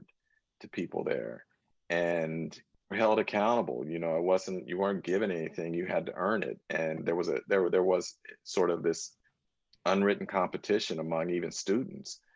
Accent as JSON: {"language": "English", "region": "Northern California", "country": "United States", "tie": "born or raised there", "also_born_or_lived": "Washington, D.C.", "moved": "as an adult", "said": "I grew up in Northern California"}